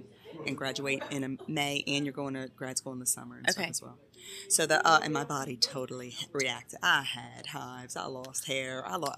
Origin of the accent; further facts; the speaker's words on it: Baton Rouge, Louisiana, United States; So I'm from Baton Rouge. Okay. Born and raised.